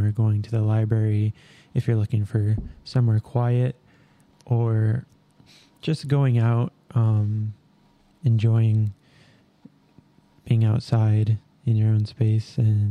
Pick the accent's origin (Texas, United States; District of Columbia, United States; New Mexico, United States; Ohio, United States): New Mexico, United States; Albuquerque; moved away; I'm from Albuquerque, New Mexico, born and raised